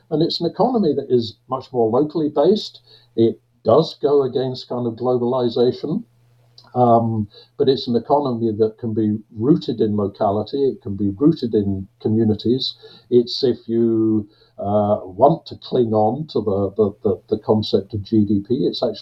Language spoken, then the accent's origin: English; Glasgow, Scotland, United Kingdom; because I was born and I've spent nearly my entire life uh, in Glasgow, uh, and I know I don't sound like it.